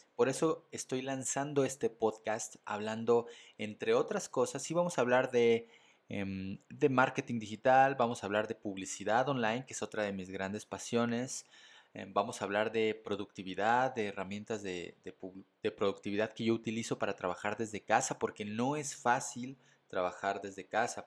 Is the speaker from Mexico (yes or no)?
yes; Mexico City, Mexico; soy mexicano, soy de la Ciudad de México